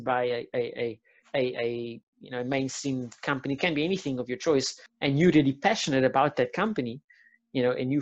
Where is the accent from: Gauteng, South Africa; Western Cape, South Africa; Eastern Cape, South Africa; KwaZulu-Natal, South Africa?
Western Cape, South Africa; Cape Town; I'm from Athlone